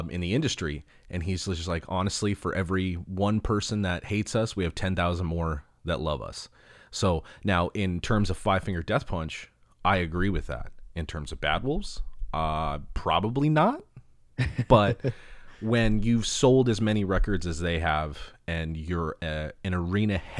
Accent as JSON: {"language": "English", "region": "California", "country": "United States", "tie": "born or raised there", "said": "born and raised in Southern California, so that just kind of comes out naturally."}